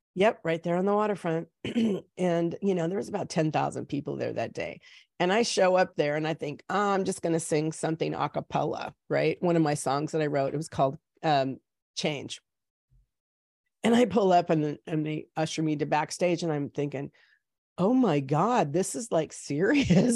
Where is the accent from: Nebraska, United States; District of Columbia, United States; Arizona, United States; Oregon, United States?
Oregon, United States; Salem; moved away as an adult; also born or lived in Oakland, California; now in California, United States; I was born here in California, in Oakland, and then my parents moved us up when I was probably like seven or eight, um, up to Salem, Oregon